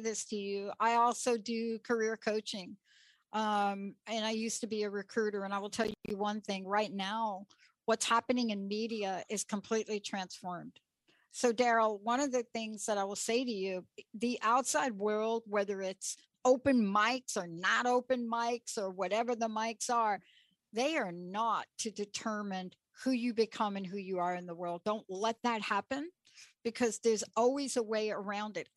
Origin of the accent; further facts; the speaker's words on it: New York, United States; I grew up in New York